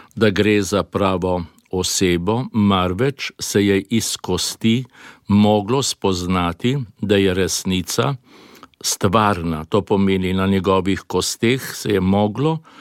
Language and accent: Slovenian; Slovenia; also born or lived in Belgrade, Serbia